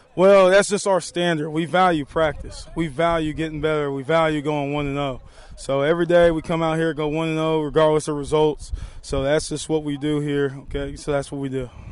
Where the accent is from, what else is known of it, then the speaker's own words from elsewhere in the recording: Texas, United States; growing up in Texas